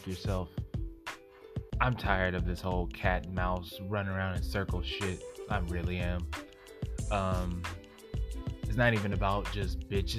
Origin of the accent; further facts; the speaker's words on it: Oklahoma, United States; now in Texas, United States; I'm from Oklahoma